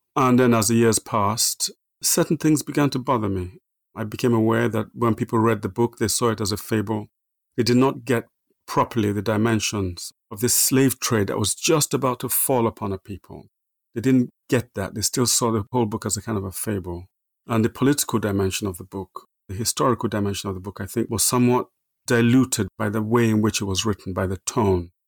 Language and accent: English; Nigeria; also born or lived in Minna, Nigeria; now in England; I was born in Nigeria, born in the middle of Nigeria, a place called Minna.